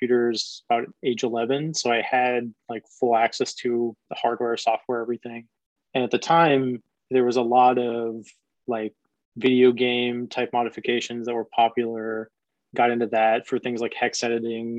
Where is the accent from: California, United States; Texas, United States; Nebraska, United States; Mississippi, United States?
Nebraska, United States; Omaha; moved away as an adult; also born or lived in Washington, D.C. / Virginia / San Francisco Bay Area; I'm from Omaha, Nebraska originally